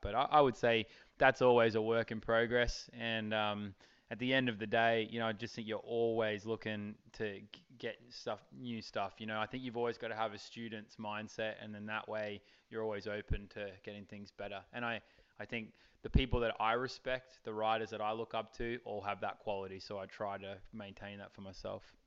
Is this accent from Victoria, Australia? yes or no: no; Charleville, Queensland, Australia; moved away; I grew up in Charleville in outback uh, Queensland, Australia